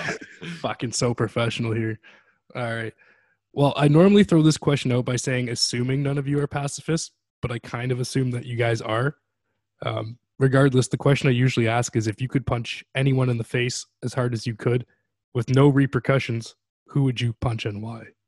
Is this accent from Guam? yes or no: no; Canada; As a Canadian